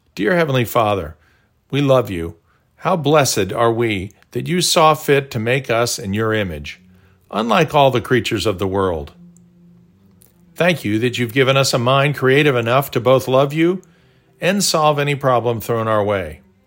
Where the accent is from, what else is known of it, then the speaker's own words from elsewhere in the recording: Tulsa, Oklahoma, United States; our brick walls growing up in Tulsa.